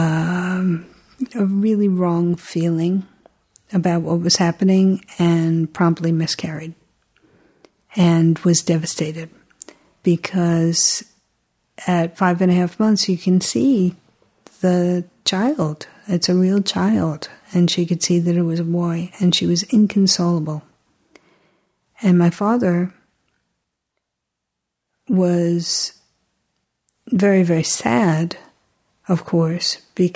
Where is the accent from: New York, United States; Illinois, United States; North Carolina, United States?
New York, United States; New York City; I remember the room that I was born in Manhattan General Hospital